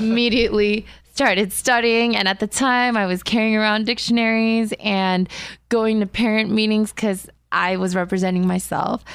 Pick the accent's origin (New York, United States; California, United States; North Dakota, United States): California, United States; Diamond Bar; moved away; also born or lived in South Korea; I grew up in Diamond Bar